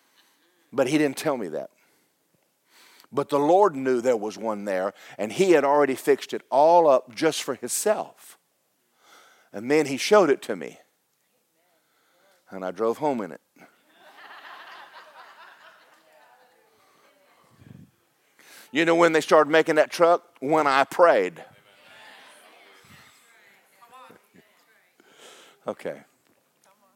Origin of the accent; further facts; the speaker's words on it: Kentucky, United States; my mother was poor and my father was poor and we're from Kentucky